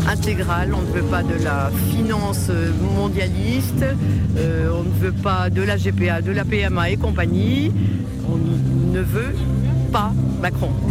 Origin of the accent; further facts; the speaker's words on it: France; On est français, on a un cœur de français et ça, on n'en veut pas.